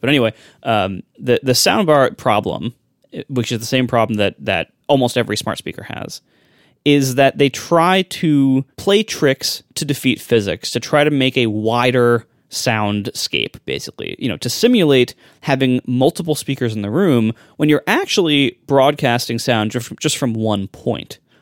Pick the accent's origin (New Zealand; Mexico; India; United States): United States; Ohio; I'm from Ohio, too. I get it. Just not that part of Ohio